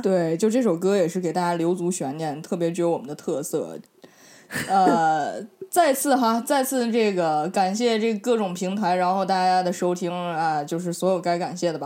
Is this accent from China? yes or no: yes; Inner Mongolia, China; moved away; 我们内蒙人民就比较给你们一样友好团结嘛